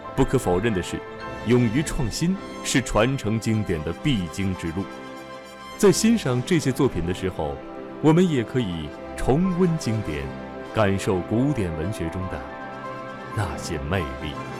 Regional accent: China; 我们中国人

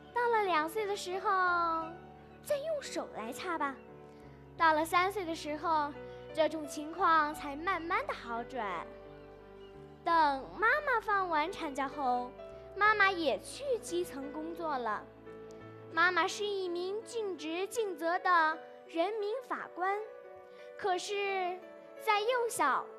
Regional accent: Shigatse, Tibet, China; 我是来自日喀则市小学五年级五班的学生

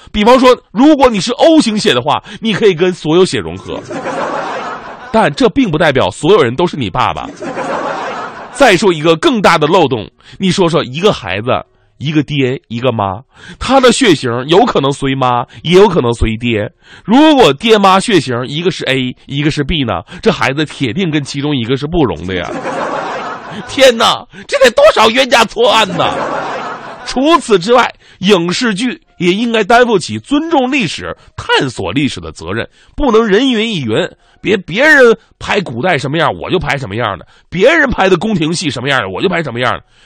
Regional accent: Northeast China, China; accent: Northeastern Mandarin (东北话); 努尔哈赤应该是纯东北老爷们儿，对不对？我老乡啊

